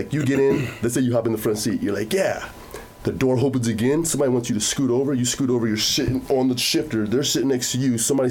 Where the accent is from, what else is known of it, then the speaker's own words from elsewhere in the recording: Phoenix, Arizona, United States; also born or lived in Chicago / Oklahoma; now in Austin, United States; I'm from Phoenix.